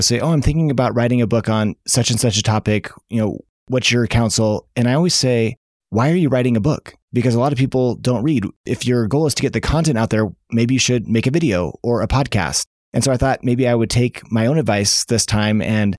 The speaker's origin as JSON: {"language": "English", "town": "Seattle", "region": "Washington", "country": "United States", "tie": "born or raised there", "said": "Because I grew up in Seattle"}